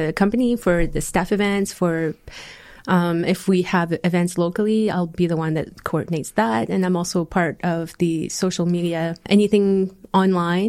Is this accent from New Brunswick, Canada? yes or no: yes; Cocagne, New Brunswick, Canada; also born or lived in Fredericton, New Brunswick / Minto, New Brunswick; That's from grade 3 on. I was in Cocang and I loved it, being by the water